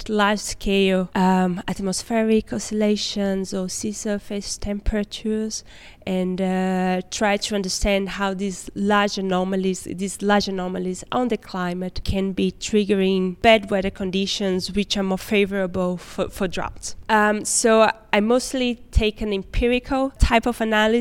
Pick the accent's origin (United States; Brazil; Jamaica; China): Brazil; Recife, Pernambuco; moved away as an adult; now in Amsterdam, Netherlands; I'm from Recife directly